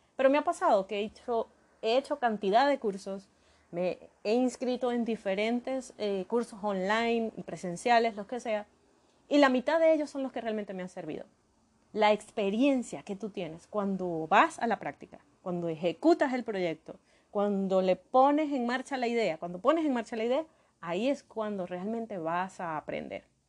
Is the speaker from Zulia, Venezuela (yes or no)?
yes; Maracaibo, Zulia, Venezuela; yo nací en Maracaibo, Venezuela, Maracaibo, Estado Zulia, en Venezuela